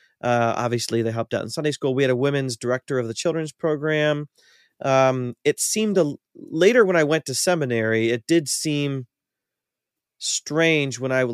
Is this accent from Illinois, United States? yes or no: no; Ohio, United States; I grew up in North Central Ohio, kind of near Cleveland, in a small rural town.